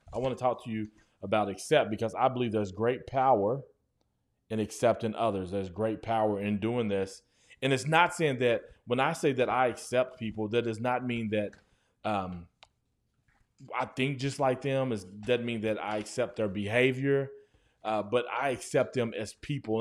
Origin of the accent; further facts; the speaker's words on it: Guthrie, United States; moved away; when I first moved back to my hometown, Guthrie, America